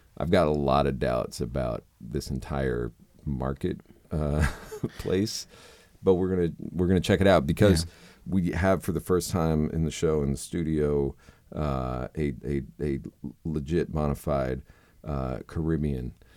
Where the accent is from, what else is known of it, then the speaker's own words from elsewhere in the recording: South Florida, United States; moved away; also born or lived in Key West; growing up in South Florida